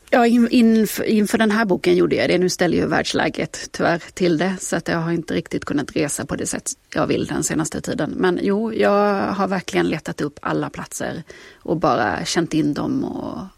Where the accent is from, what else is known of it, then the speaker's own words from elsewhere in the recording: Kalmar, Kalmar County, Sweden; born there; Ja, jag är ju född i Kalmar, ja. men mina föräldrar var stockholmare.